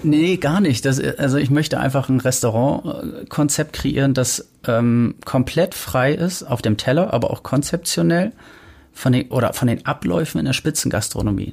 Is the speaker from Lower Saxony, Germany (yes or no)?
yes; Delmenhorst, Lower Saxony, Germany; also born or lived in Bremen / Travemünde; now in Hamburg, Germany; ich komme aus Delmenhorst, habe dann in Bremen gewohnt